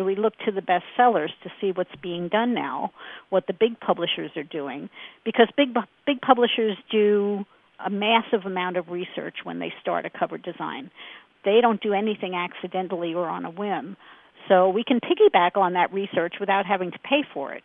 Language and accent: English; Brooklyn, New York, United States; moved away as an adult; now in Phoenix, United States; We grew up in Brooklyn